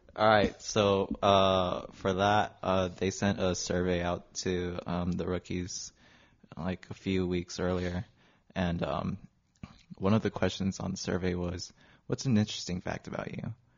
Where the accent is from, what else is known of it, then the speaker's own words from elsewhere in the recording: Long Beach, California, United States; born and raised in Long Beach my whole life